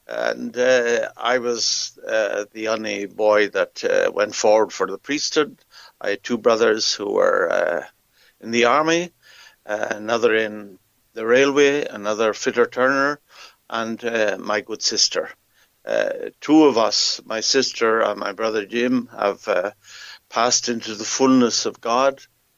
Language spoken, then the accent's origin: English; Athlone, Leinster, Ireland; moved away as an adult; also born or lived in Africa; I come from Athlone. I was born and reared here, and I often tell people I'm a real Athlone man because my mother was from Coosum, which is on the Leinster side. My father was from Clannown, which is on the Connacht side.